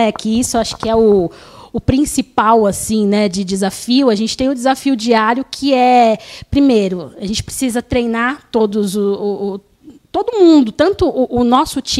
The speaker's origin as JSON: {"language": "Portuguese", "region": "São Paulo", "country": "Brazil", "tie": "born there", "said": "como eu é, nasci aqui, né, no Tatuapé, na Plantec Tatuapé"}